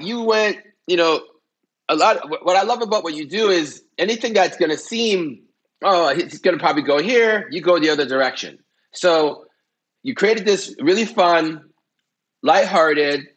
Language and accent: English; Canada; I'm Canadian